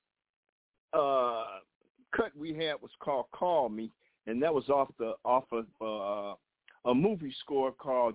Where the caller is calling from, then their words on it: Detroit, Michigan, United States; also born or lived in Ladera Heights, Los Angeles; I'm calling from Detroit, Michigan, Motown.